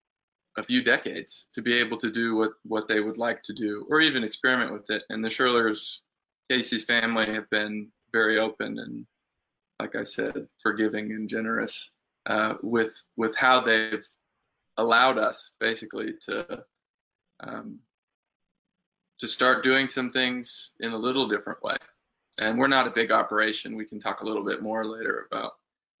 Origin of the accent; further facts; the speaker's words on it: Portland, Oregon, United States; also born or lived in Jinja, Uganda; now in Walters, United States; And then we moved back to Portland, Oregon.